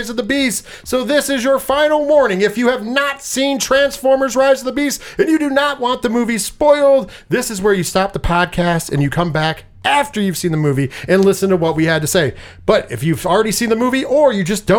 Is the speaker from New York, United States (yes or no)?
yes; New York, United States; We are from New York.